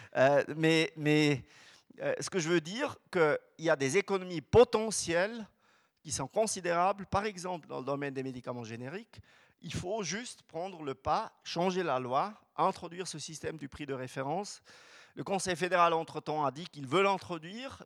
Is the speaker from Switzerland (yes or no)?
yes; Switzerland; chez nous en Suisse